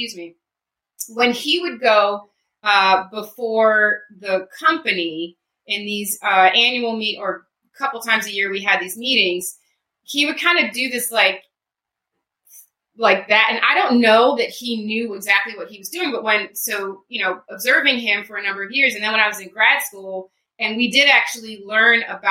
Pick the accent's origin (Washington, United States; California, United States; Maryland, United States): Maryland, United States; Baltimore; I grew up in Baltimore, so my mall was either the Mall of Columbia, White Marsh Mall